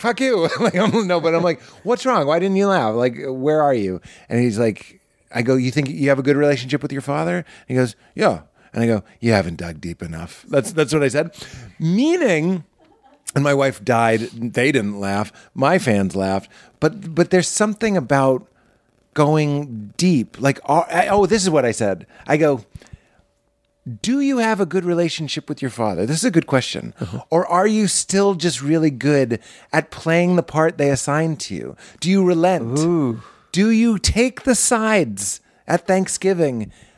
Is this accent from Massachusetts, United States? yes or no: yes; Boston, Massachusetts, United States; I grew up in Boston. It's not in Jersey